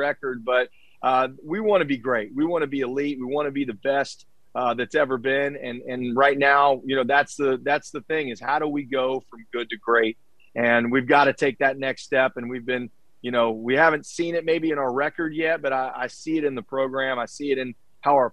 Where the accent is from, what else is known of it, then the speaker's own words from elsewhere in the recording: Charleston, West Virginia, United States; I'm from Charleston. I grew up here